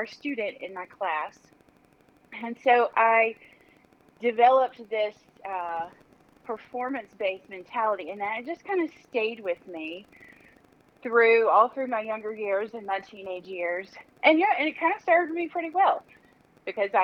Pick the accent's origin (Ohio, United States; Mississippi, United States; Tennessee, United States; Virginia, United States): Mississippi, United States; Mississippi Gulf Coast, United States; I'm born and raised here in Mississippi. I grew up on the Mississippi Gulf Coast in a sleepy little coastal town